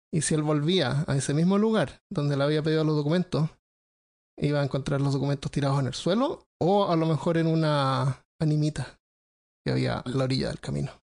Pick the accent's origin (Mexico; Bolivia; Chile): Chile; como somos chilenos